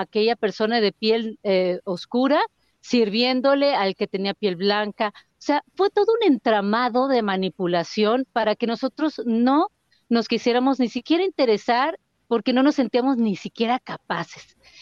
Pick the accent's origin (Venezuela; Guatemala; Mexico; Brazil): Mexico; el Estado somos los mexicanos